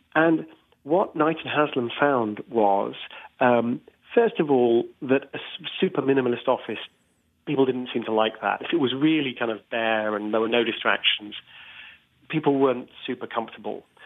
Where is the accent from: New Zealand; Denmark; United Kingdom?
United Kingdom; I'm British myself